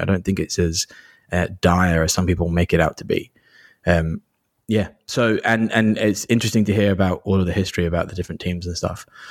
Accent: Kent, South East England, United Kingdom; I grew up in the southeast of England, in Kent

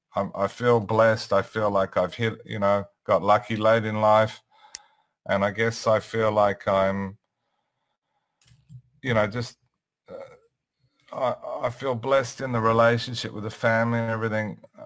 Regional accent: Sydney, New South Wales, Australia; Yeah, I'm in Sydney.

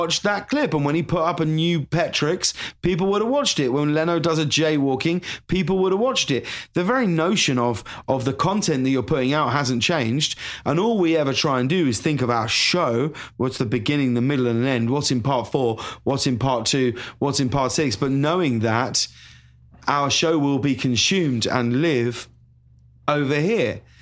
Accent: High Wycombe, South East England, United Kingdom; moved away as an adult; also born or lived in London; now in Los Angeles, United States; I'm from High Wycombe," you know, in Buckinghamshire

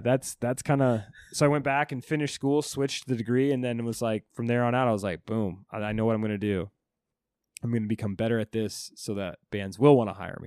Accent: Alta, Iowa, United States; moved away as an adult; also born or lived in Orlando, Florida; now in New York, United States; I'm moving from Iowa, a little town, to Florida, Orlando

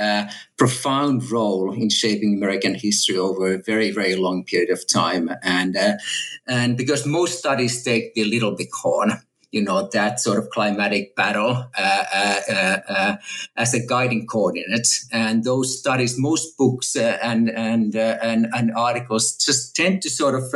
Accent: Finland; moved away as an adult; also born or lived in Texas, United States / California, United States; now in Oxford, United Kingdom; I'm a native Finn, and I grew up in Finland

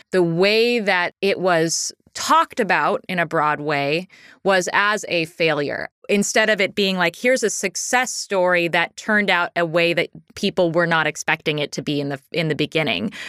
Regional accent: Pacific Northwest, United States; Growing up in the Pacific Northwest

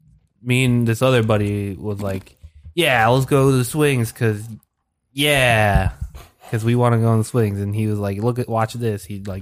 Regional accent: Philippines; No, I'm Filipino.

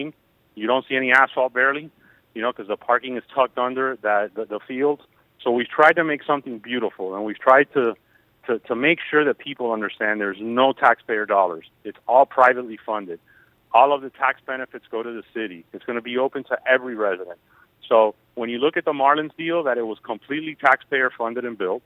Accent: Miami, Florida, United States; I was born and I grew up in Miami

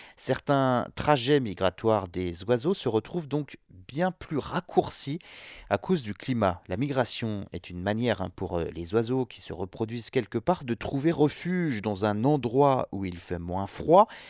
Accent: France; chez nous en France

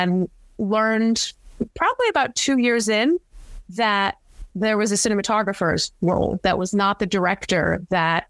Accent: Cranston, Rhode Island, United States; now in New York City, United States; my hometown in Cranston, Rhode Island

